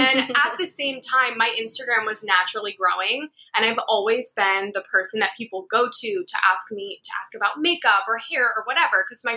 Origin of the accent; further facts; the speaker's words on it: Florida, United States; moved away as an adult; also born or lived in Long Island, New York; now in New York City, United States; I grew up in Florida